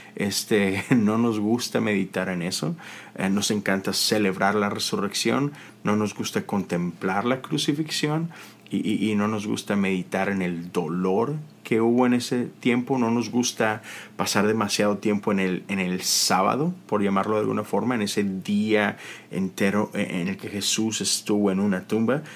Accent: Monterrey, Nuevo León, Mexico; now in United States; todos mis amigos de Monterrey, que es de donde yo soy

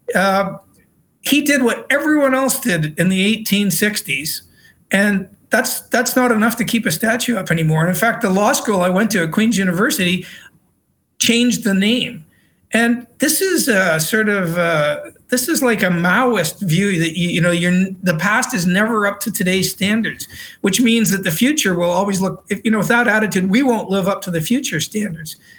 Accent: Canada; also born or lived in Britain; now in Australia; my home country of canada

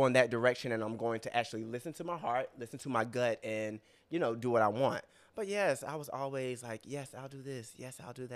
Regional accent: Rocky Mount, North Carolina, United States; now in New York, United States; I'm from Rocky Mount.

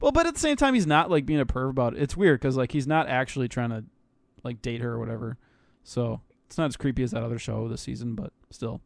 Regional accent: United States; I'm American

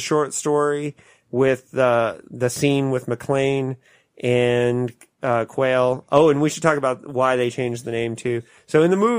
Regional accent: Indiana, United States; my home state of Indiana.

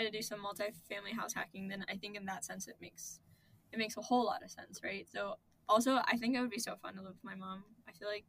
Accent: Columbus, Ohio, United States; moved away as an adult; now in New York, United States; because Columbus is my hometown

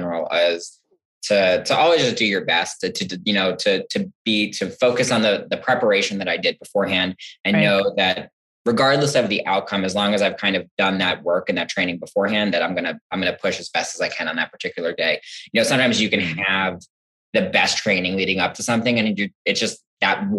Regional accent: New Jersey, United States; moved away as an adult; now in Champaign, United States; So I'm from New Jersey originally. I came out to school here back in 2008, and now I haven't left

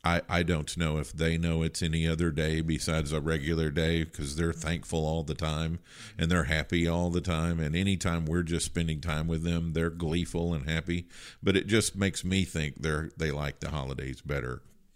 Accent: Kentucky, United States; moved away as an adult; So I'm from Kentucky. So Thanksgiving is always celebrated in Kentucky. And I have not missed a Thanksgiving in Kentucky ever. So I've made all 50, this will be 55

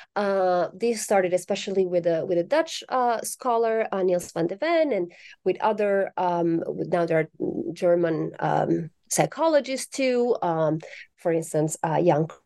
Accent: Italy; moved away as an adult; now in United States; I'm originally from Italy, um, so I correspond to the stereotype of the passionate Italian

